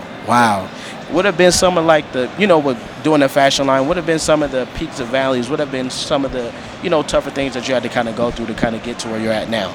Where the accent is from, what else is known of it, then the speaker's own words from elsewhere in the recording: Minnesota, United States; I'm from Minnesota